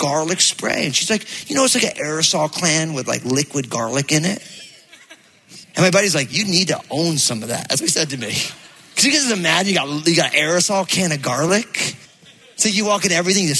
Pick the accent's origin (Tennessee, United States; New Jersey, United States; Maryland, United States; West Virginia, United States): New Jersey, United States; moved away; I grew up in the Northeast